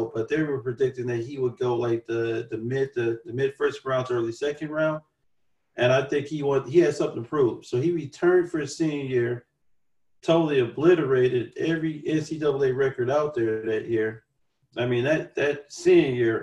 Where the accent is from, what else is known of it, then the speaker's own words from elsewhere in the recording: Chicago, Illinois, United States; being a Chicagoan